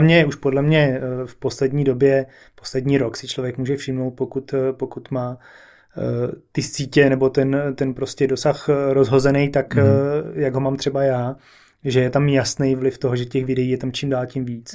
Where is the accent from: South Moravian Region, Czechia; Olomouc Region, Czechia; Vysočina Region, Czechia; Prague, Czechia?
Prague, Czechia; accent: Prague dialect; moved away as an adult; also born or lived in London; Já jsem se narodil v Praze